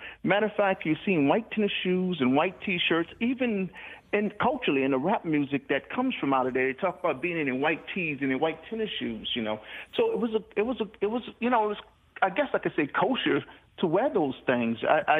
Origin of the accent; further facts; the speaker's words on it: New Orleans, Louisiana, United States; now in Houston, United States; I grew up in New Orleans, and it's the same in this region, but more profound in New Orleans.